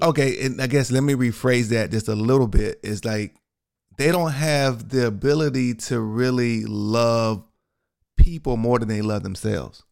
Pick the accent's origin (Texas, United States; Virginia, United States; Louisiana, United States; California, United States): Texas, United States; I'm from Texas